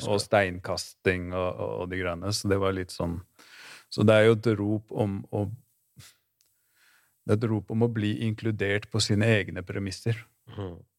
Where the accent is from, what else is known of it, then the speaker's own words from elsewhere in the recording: Oslo, Norway; Groruddalen, der jeg vokste opp